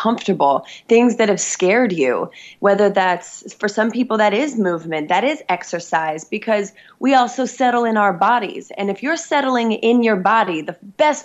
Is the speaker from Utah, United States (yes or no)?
yes; Salt Lake City, Utah, United States; I come from Salt Lake City, Utah